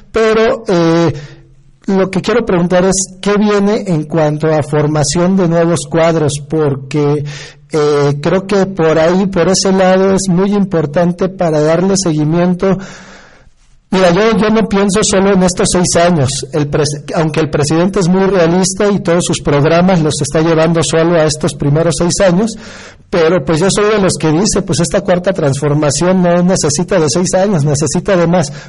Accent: Veracruz, Mexico; sobre todo para los que somos veracruzanos, pues nos da alegría ver a gente honesta al frente de, eh, pues de proyectos tan importantes

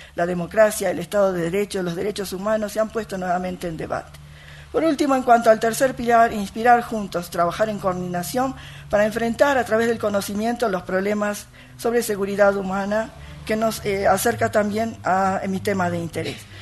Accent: Argentina; yo soy docente argentina, con origen japonés

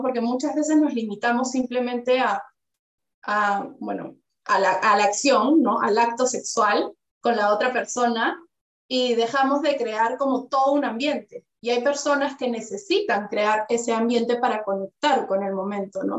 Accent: Peru; now in Spain; yo que vengo de Perú

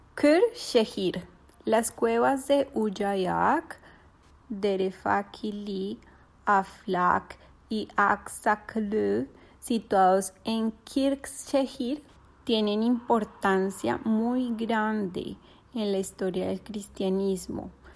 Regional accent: Colombia; moved away as an adult; now in Turkey

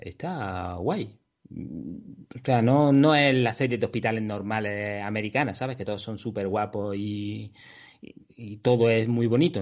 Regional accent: Andalusia, Spain; soy andaluz

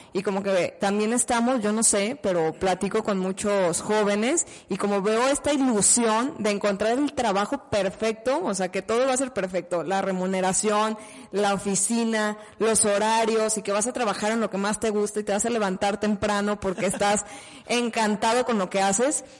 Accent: Mexico; como mexicanos

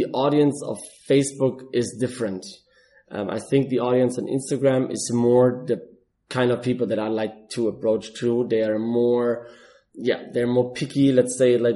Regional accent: Germany; moved away as an adult; now in Dubai, United Arab Emirates; I'm originally from Germany and I'm in Dubai for 4.5 years

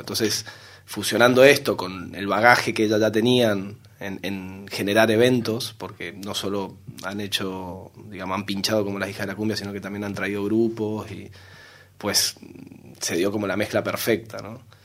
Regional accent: Corrientes, Argentina; moved away as an adult; now in Valencia, Spain; vengo del noreste de Argentina, de una ciudad que se llama Corrientes

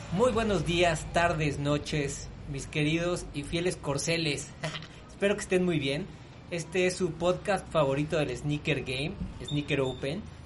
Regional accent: Mexico; soy mexicano

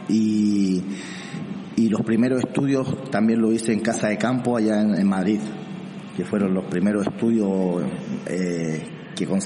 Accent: Santiago, Santiago Metropolitan, Chile; also born or lived in Arica; un chileno de, eh, exactamente qué ciudad? Arica. Nací en Arica y me crié en Santiago.

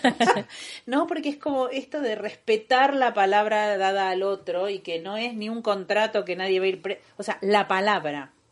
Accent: Buenos Aires, Argentina; moved away as an adult; now in Barcelona, Spain; soy argentina, como Romy también bien eh, soy de Buenos Aires

